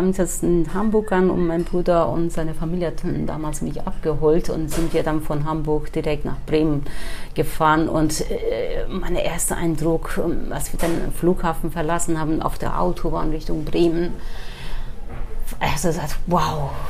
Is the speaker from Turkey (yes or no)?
yes; Turkey; now in Germany; ich bin geboren in der Türkei im kurdischen Teil.